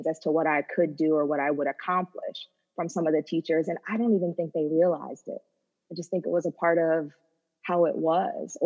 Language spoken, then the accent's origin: English; upstate New York, United States; I grew up in white suburbia in upstate New York